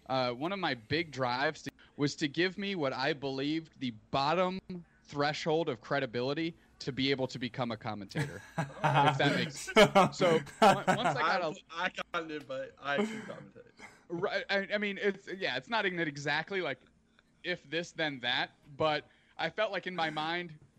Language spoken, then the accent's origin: English; Canada; as a Canadian